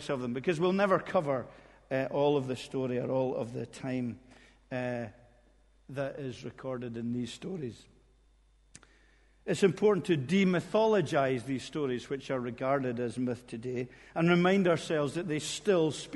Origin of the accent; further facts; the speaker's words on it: Corpach, Scotland, United Kingdom; I was born in Corpach, which is on the west coast, just beside Fort William